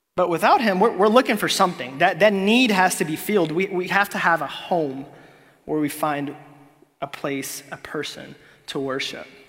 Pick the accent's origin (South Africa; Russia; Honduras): Honduras; moved away; I'm from Honduras